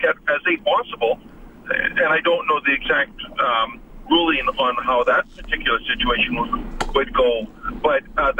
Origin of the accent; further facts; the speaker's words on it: High Prairie, Alberta, Canada; I come from a small community. I come from High Prairie.